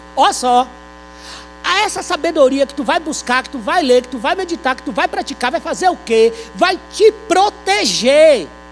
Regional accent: Brazil; nós que somos brasileiros

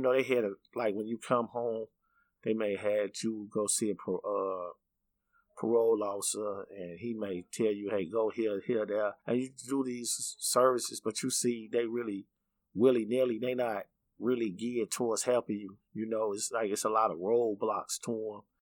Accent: Chicago, Illinois, United States; I grew up in the uh, 80s and 90s in Bronzeville

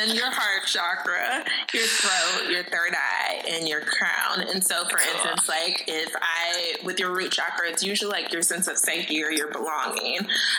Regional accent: Midwest, United States; And I, too, used to live in D.C. and even talk, but we're also both from the Midwest.

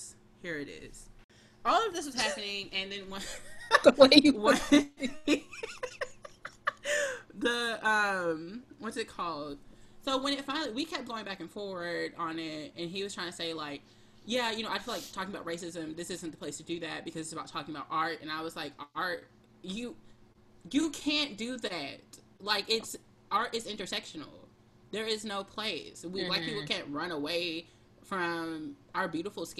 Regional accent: Houston, Texas, United States; now in Brooklyn, United States; I'm from Houston, like …. And I live in Brooklyn

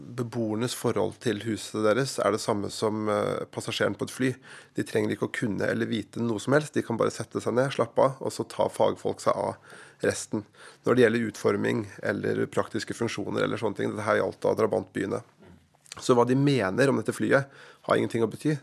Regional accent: Lillehammer, Innlandet, Norway; I min hjemby Lillehammer

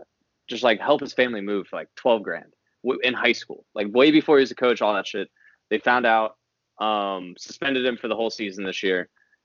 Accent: Athens, Ohio, United States; we grew up in Athens

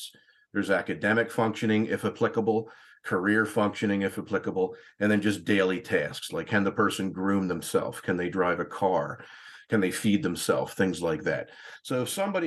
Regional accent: Newtown, Pennsylvania, United States; moved away; I'm from Newtown, Pennsylvania, originally. And I went to a high school called Council Rock

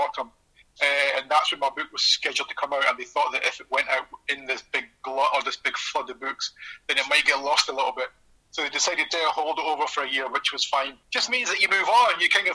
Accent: Edinburgh, Scotland, United Kingdom; moved away as an adult; also born or lived in Mexico / Haiti; now in Brazil; I'm from just along the coast from Leith.

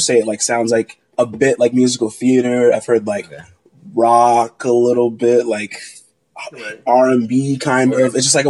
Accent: Long Island, New York, United States; I'm a junior at BU studying electrical engineering. I'm from Long Island, New York, but my family is all from Nigeria, so I have a deep history there.

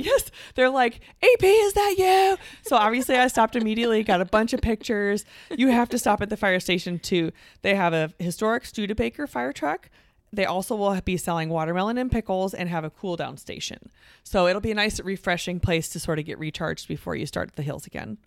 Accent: Coralville, Iowa, United States; this will be our sixth visit to my hometown of Coravelle

